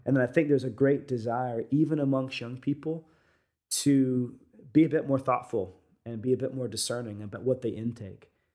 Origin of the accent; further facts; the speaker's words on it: United States; being American, is, is we all come from different parts of the world